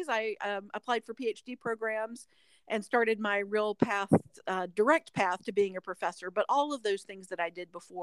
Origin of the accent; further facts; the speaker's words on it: North Carolina, United States; now in Alabama, United States; I grew up in the Southeast in North Carolina